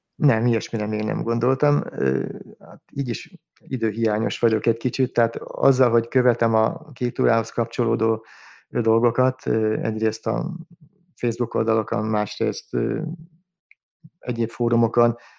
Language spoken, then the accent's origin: Hungarian; Budapest, Hungary; bár messze van tőlem budapesti lévén